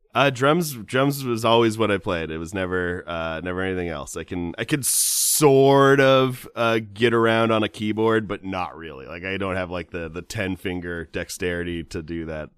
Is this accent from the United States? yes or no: yes; Southern California, United States; I'm from Southern California